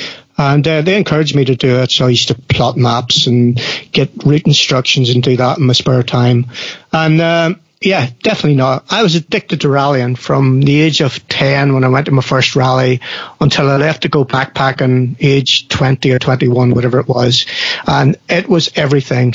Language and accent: English; South Armagh, Northern Ireland, United Kingdom; coming from South Armagh and Northern Ireland